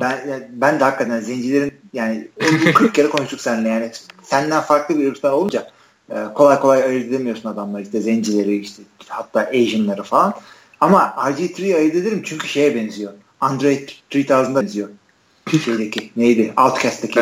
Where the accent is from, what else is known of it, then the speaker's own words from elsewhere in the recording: Istanbul, Turkey; now in Ankara, Turkey; İstanbulluyum. Yani İstanbul'da doğdum büyüdüm.